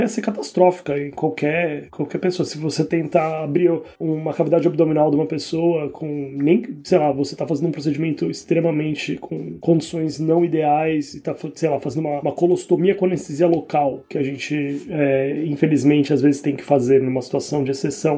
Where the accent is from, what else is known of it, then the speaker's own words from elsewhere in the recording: Brazil; moved away as an adult; now in Ireland; eu saí do Brasil, eu trabalho na Irlanda